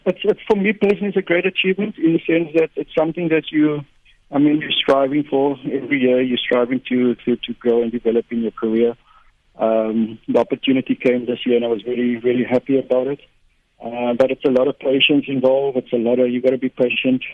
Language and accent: English; Port Elizabeth, Eastern Cape, South Africa; we grew up in Port Elizabeth.